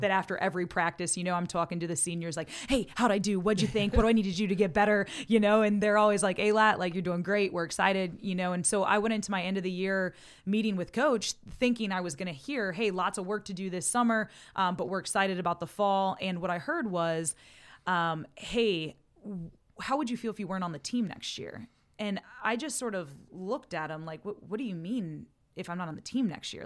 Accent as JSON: {"language": "English", "town": "Montrose", "region": "Pennsylvania", "country": "United States", "tie": "born or raised there", "also_born_or_lived": "Ohio", "said": "being raised in Montrose, Pennsylvania"}